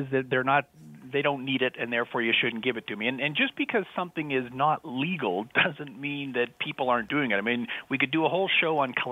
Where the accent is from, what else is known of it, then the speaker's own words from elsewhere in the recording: Canada; Even though I'm Canadian